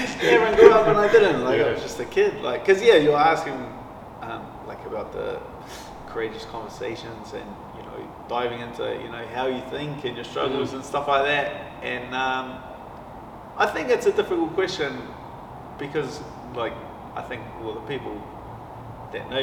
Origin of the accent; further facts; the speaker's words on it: Auckland, New Zealand; I grew up like central Auckland, like Mount Roskill